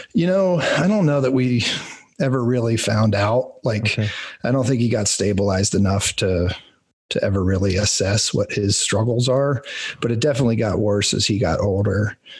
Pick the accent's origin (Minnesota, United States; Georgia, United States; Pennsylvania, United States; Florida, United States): Pennsylvania, United States; rural; I grew up in like rural Pennsylvania farmland